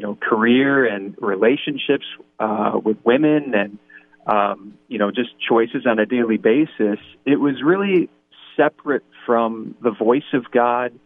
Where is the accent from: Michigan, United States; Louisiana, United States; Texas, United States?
Michigan, United States; East Lansing; I'm originally from East Lansing, Michigan